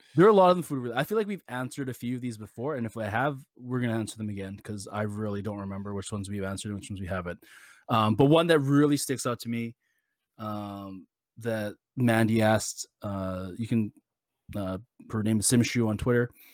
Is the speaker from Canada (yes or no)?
yes; Canada; I personally, as a Canadian